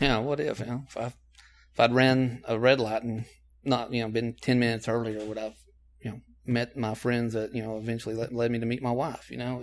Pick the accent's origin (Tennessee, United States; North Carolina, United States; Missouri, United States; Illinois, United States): Tennessee, United States; Knoxville; I am from Knoxville. I was born here